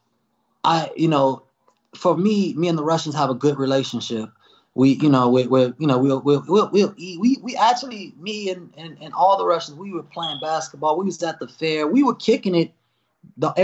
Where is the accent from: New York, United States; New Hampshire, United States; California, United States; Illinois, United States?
Illinois, United States; Chicago; I'm from Chicago.